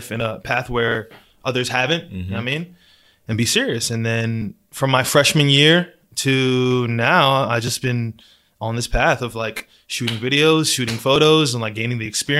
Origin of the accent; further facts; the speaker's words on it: Gaithersburg, Maryland, United States; also born or lived in Harrisburg, Pennsylvania; I was raised here in Gaithersburg